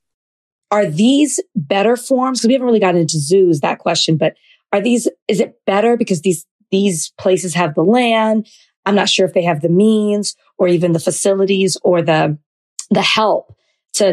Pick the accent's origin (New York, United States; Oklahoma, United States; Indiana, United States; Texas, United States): Texas, United States; I'm from Texas